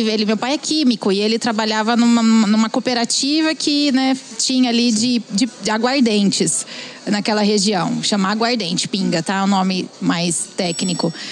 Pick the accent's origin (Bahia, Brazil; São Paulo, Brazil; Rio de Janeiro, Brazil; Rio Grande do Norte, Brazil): São Paulo, Brazil; Sertãozinho; Sou de Sertãozinho, fica do lado de Ribeirão Preto, cidade quente.